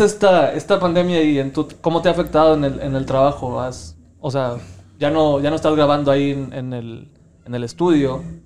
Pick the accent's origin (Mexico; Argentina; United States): United States; Laredo, Texas; soy de Laredo, Texas